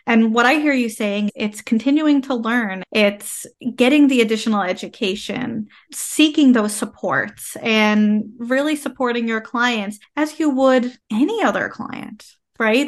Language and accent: English; Canada; I am a Canadian social worker